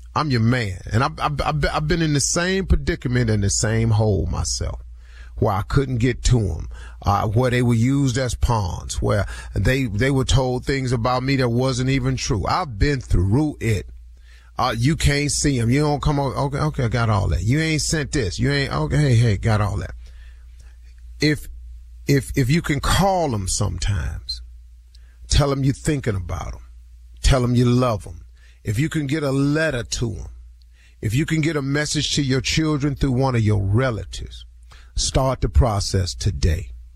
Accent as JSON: {"language": "English", "town": "Cleveland", "region": "Ohio", "country": "United States", "tie": "born or raised there", "moved": "yes", "said": "ten of my hometown boys down from Cleveland"}